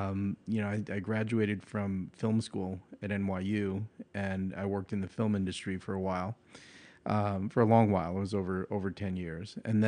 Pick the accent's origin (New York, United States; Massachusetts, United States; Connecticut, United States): New York, United States; I grew up in, at that point where I was fighting, it was in Long Island, New York. So it was a very, very kind of singular neighborhood.